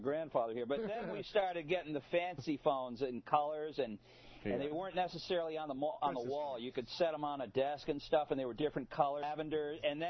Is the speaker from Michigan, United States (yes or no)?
yes; Detroit, Michigan, United States; also born or lived in New York City, Long Island area; now in Catskill Mountains, New York, United States; when I was growing up in Detroit.